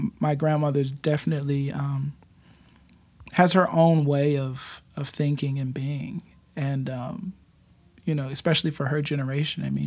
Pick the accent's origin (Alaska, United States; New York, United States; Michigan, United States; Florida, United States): New York, United States; Buffalo; I grew up on Freeman Street in Buffalo, New